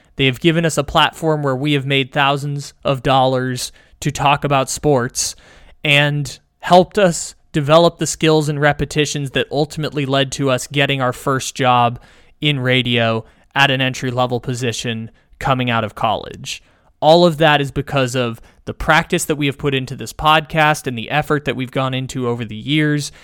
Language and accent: English; San Diego, California, United States; by the college campus where I grew up in San Diego